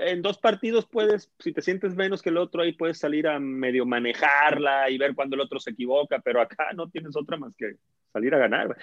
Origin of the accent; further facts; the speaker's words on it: Monterrey, Nuevo León, Mexico; Yo crecí en Monterrey